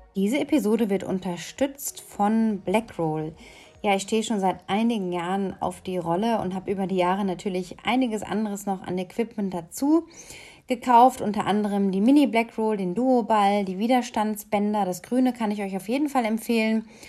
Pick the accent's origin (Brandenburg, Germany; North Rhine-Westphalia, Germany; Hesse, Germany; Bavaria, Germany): North Rhine-Westphalia, Germany; Lippstadt; Ich bin in Nordrhein-Westfalen geboren und aufgewachsen in einer kleinen Stadt, die heißt Lippstadt